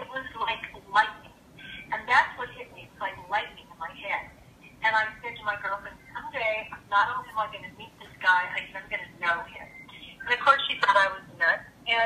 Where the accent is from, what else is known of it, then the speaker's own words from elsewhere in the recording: Los Angeles, California, United States; also born or lived in Hawaii; I was really growing up in Surf City, kind of. You know, I was living in the San Fernando Valley